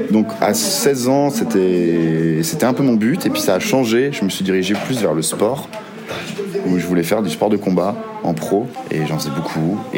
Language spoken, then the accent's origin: French; Bourgogne-Franche-Comté, France; j'ai 25 ans, je suis comédien. J'ai grandi dans un petit village dans le Jura avec euh, mon papa, ma maman et ma sœur. Euh, voilà, j'ai grandi à la campagne.